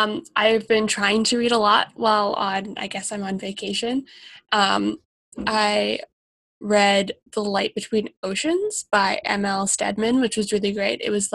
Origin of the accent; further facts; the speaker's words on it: Australia; I love lighthouses. I'm from Australia.